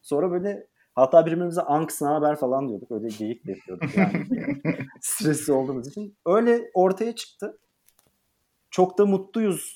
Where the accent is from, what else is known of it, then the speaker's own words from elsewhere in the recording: Eskişehir, Turkey; moved away as an adult; also born or lived in Istanbul; 1992 yılında Eskişehir'de doğdum.